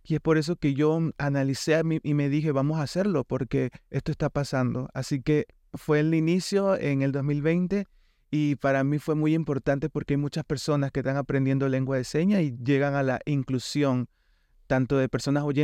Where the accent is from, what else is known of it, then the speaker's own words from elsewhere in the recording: Panama; Nací en Panamá, soy panameño